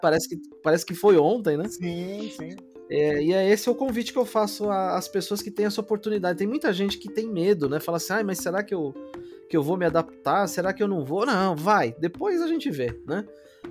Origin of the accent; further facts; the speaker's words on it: Brazil; also born or lived in Mexico; um brasileiro que também né, é, é, latino, né? E a gente é latino